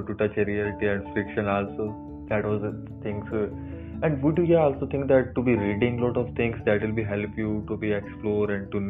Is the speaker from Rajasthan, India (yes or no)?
yes; Bikaner, Rajasthan, India; I am from Bikaner.